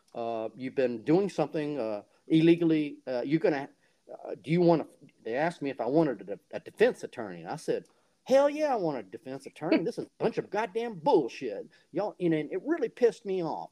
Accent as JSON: {"language": "English", "town": "Fingerville", "region": "South Carolina", "country": "United States", "tie": "born or raised there", "said": "I'm from a small town called Fingerville, South Carolina"}